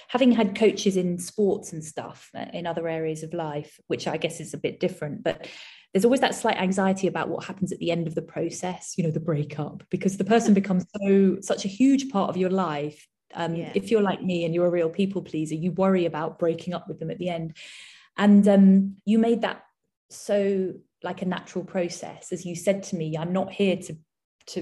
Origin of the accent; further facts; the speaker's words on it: United Kingdom; being British